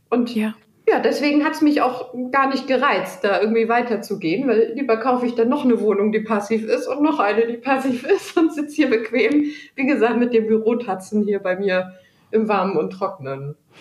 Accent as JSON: {"language": "German", "country": "Germany", "said": "bei uns in Deutschland"}